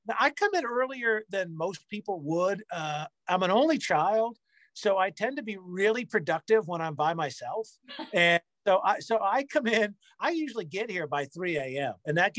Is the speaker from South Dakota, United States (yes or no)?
no; Providence, Rhode Island, United States; moved away as an adult; also born or lived in Miami, Florida; now in Nashville, United States; So I grew up just outside of Providence, Rhode Island.